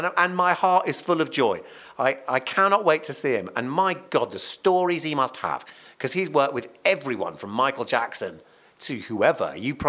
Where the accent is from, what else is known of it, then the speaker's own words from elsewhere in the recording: Cardiff, Wales, United Kingdom; moved away; also born or lived in Malvern; I was born in Cardiff.